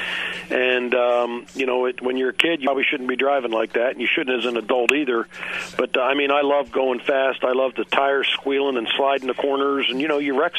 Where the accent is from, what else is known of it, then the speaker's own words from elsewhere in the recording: Kansas City, Midwest, United States; also born or lived in Philadelphia; since about, second grade, I've been in the Kansas City area, basically. So, yeah, I mean, we were raised in the Midwest